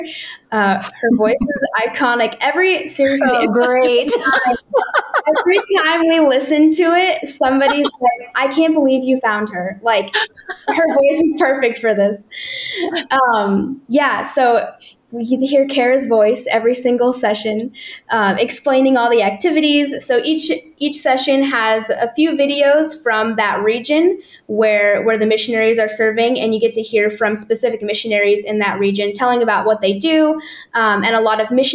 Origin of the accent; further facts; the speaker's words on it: Nebraska, United States; moved away as an adult; now in Czech Republic; growing up in Nebraska